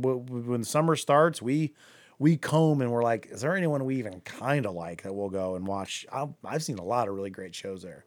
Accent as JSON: {"language": "English", "town": "Akron", "region": "Ohio", "country": "United States", "said": "I'm from Akron"}